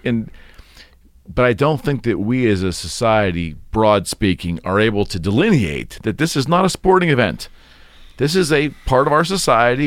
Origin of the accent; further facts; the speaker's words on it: United States; as an American